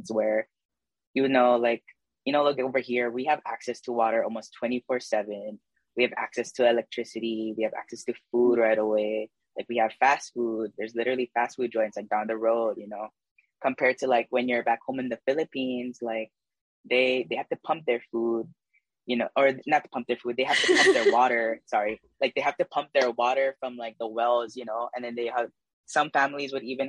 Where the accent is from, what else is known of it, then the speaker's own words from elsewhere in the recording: Waialua, Hawaii, United States; also born or lived in Waipahu; I was born and raised in the Wailua side